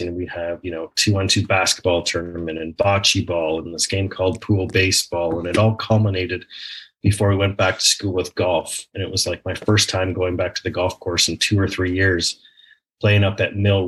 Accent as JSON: {"language": "English", "town": "Blackstock", "region": "Ontario", "country": "Canada", "tie": "born or raised there", "said": "my hometown of Blackstock, Ontario, outside Port Perry, Ontario"}